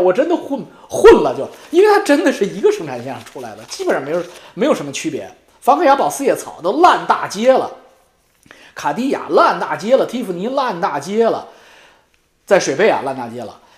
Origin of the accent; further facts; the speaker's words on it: China; 我们中国人